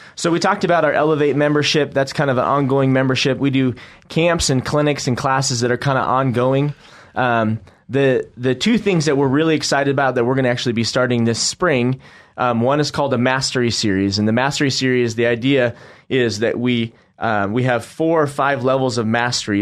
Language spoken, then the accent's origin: English; Northwest, United States; now in Boise, United States; We're from the Northwest